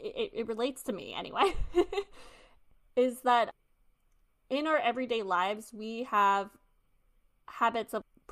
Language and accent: English; New York City, New York, United States; I'm a New Yorker